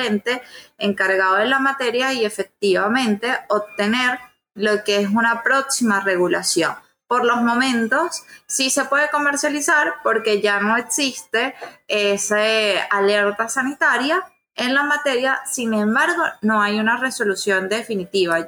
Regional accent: Venezuela; en mi país

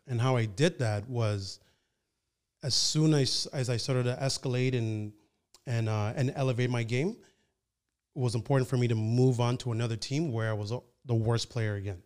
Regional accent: Nigeria; also born or lived in Ottawa, Canada; now in Toronto, Canada; I was born in Nigeria

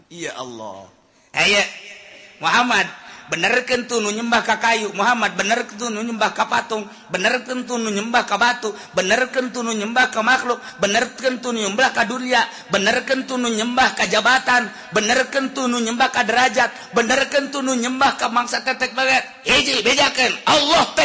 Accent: Cirebon, West Java, Indonesia; kita orang Cirebon kita nggak dawaan tuh

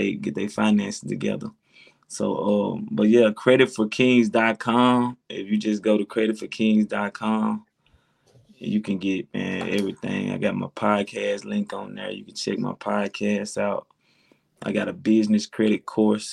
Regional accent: Tennessee, United States; I'm from Tennessee

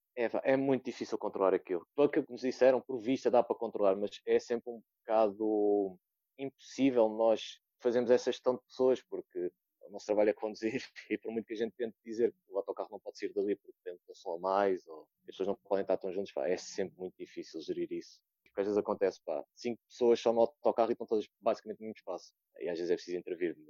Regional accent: Odivelas, Lisbon, Portugal; tenho 25 anos, sou de Odivelas

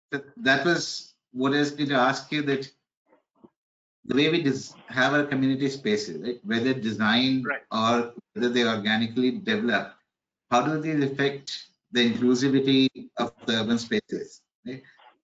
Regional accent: Delhi, India; growing up in Delhi in the 70s.

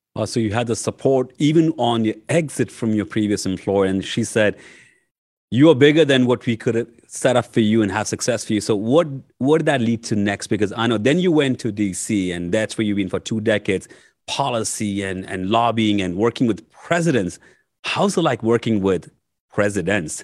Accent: India; moved away as an adult; now in United States; I was nineteen year old when I came from India to U S to go to grad school.

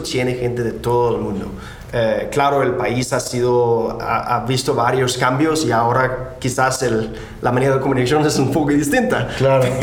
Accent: Denmark; Spanish is a second language; moved away as an adult; now in San Francisco, United States; nací en Dinamarca

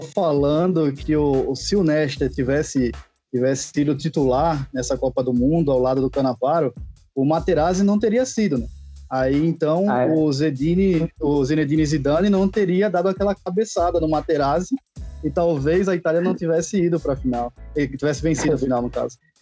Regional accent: Recife, Pernambuco, Brazil; now in Alagoas, Brazil; Eu moro em Alagoas, mas é, nasci em Recife.

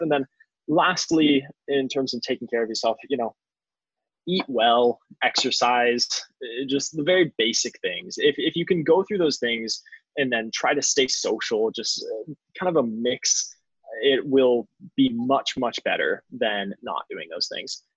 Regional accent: Phoenix, Arizona, United States; moved away as an adult; now in New York City, United States; I was a kid from Phoenix, Arizona

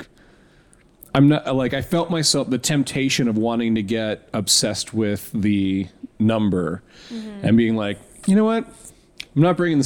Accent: Tampa, Florida, United States; moved away; I grew up in Tampa

